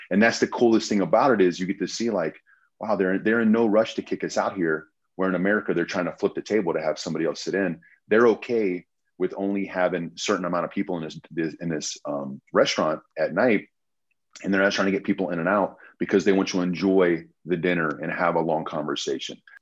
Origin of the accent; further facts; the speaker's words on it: United States; we're American.